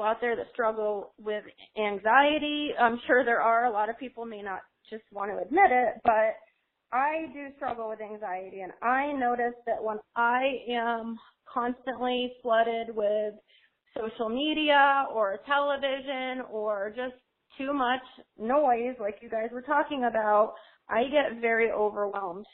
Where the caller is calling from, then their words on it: Port St. Lucie, Florida, United States; I'm actually calling from Fort Saint Lucie, Florida